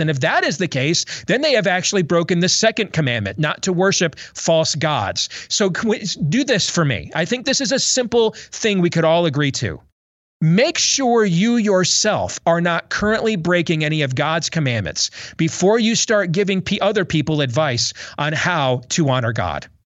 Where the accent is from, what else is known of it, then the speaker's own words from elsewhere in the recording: Iowa, United States; my home state